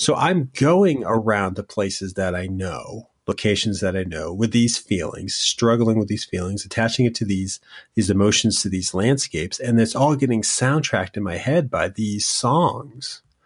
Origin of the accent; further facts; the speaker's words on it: Connecticut, United States; moved away; also born or lived in Boston; I'm from Connecticut